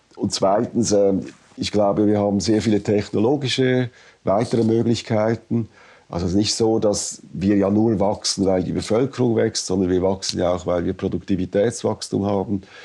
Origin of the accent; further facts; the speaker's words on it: Switzerland; als Schweizer